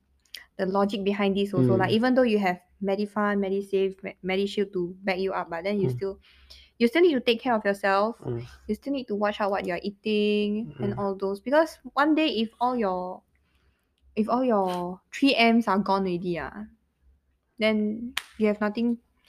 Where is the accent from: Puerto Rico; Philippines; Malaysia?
Malaysia; moved away as an adult; now in Singapore; I'm still Malaysian, though.